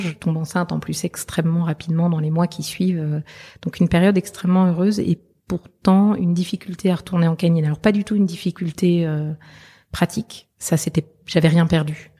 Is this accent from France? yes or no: yes; southern France, France; also born or lived in Belgium / Liège, Belgium; chez moi, c'est le sud de la France parce que voilà, je suis née en Belgique, arrivée dans le sud de la France à l'âge de un an.